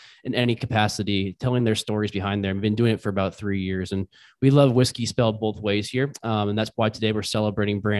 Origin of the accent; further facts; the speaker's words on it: Chicago, Illinois, United States; We're from Chicago. We're based in Chicago